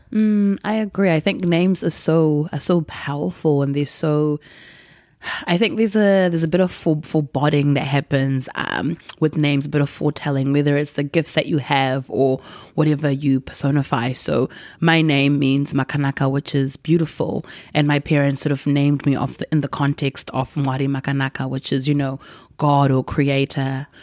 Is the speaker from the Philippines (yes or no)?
no; Gutu, Masvingo, Zimbabwe; moved away; we grew up in Gutu, going to the village where her people were from